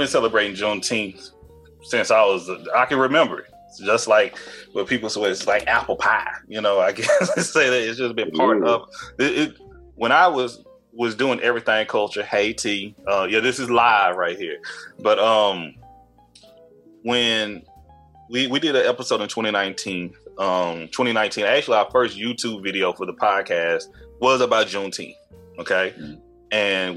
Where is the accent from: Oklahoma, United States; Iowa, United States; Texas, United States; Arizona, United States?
Texas, United States; Tyler; growing up in North Tyler, well, I grew up in St. Louis, part of Tyler, and I moved to North Tyler during my eighth grade year